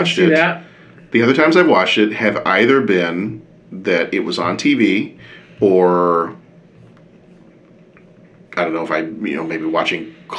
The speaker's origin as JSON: {"language": "English", "town": "Dallas", "region": "Texas", "country": "United States", "tie": "born or raised there", "said": "I grew up in Dallas"}